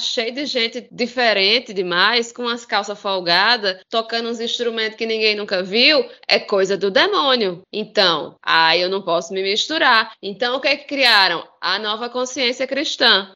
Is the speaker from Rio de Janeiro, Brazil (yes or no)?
no; Campina Grande, Paraíba, Brazil; aqui da minha terra. É, na cidade de Campina Grande, terra de, de Juliette, maior São João do mundo